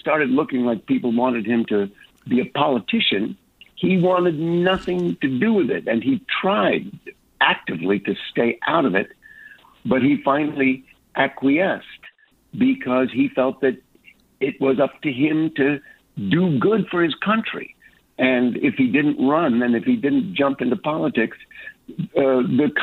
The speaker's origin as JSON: {"language": "English", "town": "Los Angeles", "region": "California", "country": "United States", "tie": "born or raised there", "said": "I was born in Los Angeles"}